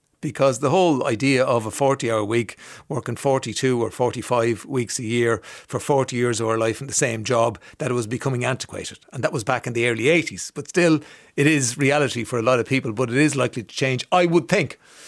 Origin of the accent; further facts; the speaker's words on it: Ireland; Because a lot of us have Irish names because we're from Ireland and we all have names.